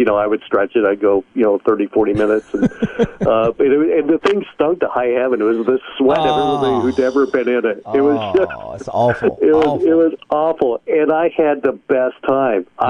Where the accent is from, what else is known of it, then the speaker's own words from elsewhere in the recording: Colorado, United States; where I grew up in Colorado